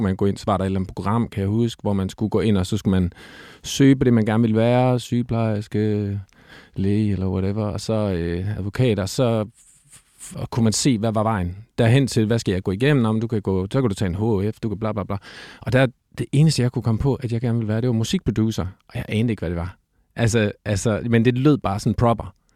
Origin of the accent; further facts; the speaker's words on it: Silkeborg, Central Denmark Region, Denmark; moved away as an adult; also born or lived in Copenhagen; Jeg er født i Silkeborg. Øh, Silkeborg sygehus, for at være helt eksakt. Jeg, øh, og der, der har jeg boet øh, øh, hele mit, øh, mit øh, børne- og ungdomsliv, indtil, at, øh, indtil jeg flyttede til København som sådan noget 18-19-årig